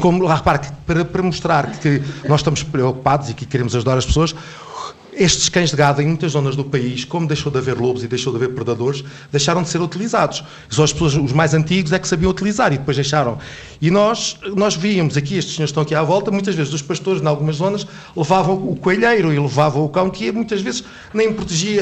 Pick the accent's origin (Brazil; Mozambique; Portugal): Portugal; Covilhã, Centro; moved away; na minha terra, que eu sou da hum. Covilhã